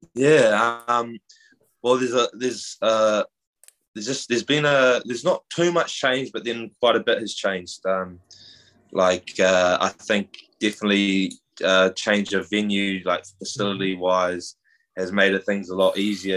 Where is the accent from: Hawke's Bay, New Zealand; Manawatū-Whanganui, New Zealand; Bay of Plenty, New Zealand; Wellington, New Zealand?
Bay of Plenty, New Zealand; Whakatane; moved away as an adult; now in United States; we're, we're both from New Zealand. Um, grew up in the Bay of Plenty, a small town called Whakatane